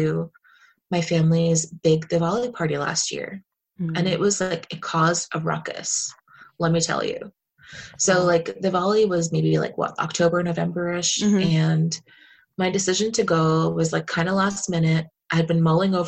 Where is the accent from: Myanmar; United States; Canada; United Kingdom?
United States; New Jersey; now in Philadelphia, United States; I grew up in Jersey